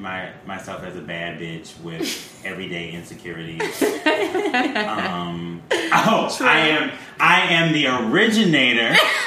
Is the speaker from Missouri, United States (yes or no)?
no; Milwaukee, Wisconsin, United States; moved away; also born or lived in Brooklyn, New York; I'm from Milwaukee, Wisconsin.